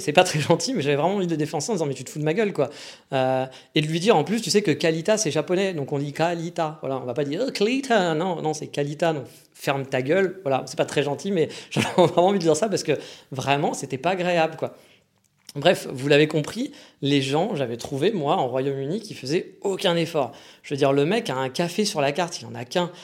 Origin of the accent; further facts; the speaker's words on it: France; accent: French; quand je parle, on entend que je suis français